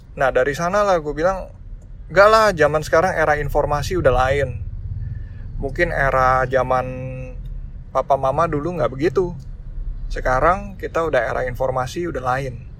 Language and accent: Indonesian; Indonesia; ras gue Chinese ya gue keturunan warga keturunan tapi gue orang Indonesia